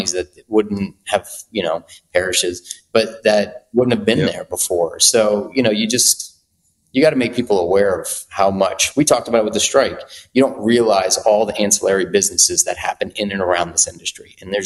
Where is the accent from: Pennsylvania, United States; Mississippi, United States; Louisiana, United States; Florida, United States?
Louisiana, United States; New Orleans; moved away; also born or lived in New York; I'm from there